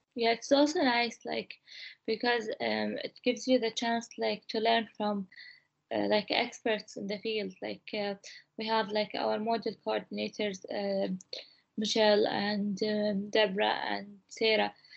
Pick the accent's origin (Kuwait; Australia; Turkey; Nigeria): Kuwait; moved away as an adult; now in Salford, United Kingdom; I'm from Kuwait.